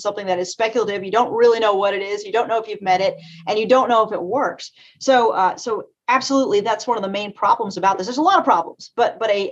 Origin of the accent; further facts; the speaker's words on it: Eastern Kentucky, United States; I'm from Eastern Kentucky. I'm ninth generation in the mountains of Eastern Kentucky. I'm from the coal fields, as we call it